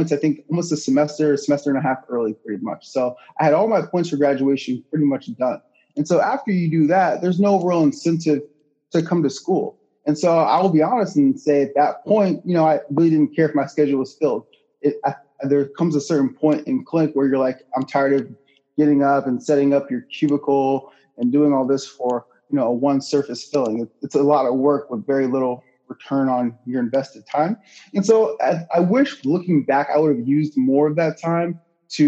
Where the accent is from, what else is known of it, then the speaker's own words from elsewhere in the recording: Orlando, Florida, United States; also born or lived in Michigan; now in Tampa, United States; I was born in Orlando